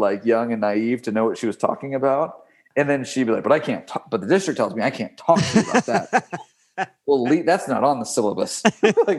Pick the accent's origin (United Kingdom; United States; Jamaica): United States; Texas; I grew up in Texas at a very like conservative area